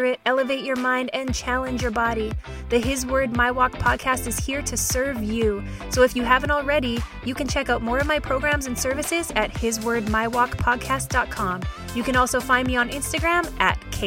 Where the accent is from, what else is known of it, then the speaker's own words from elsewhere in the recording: Canada; as a Canadian, I spent plenty of winter days as a child out there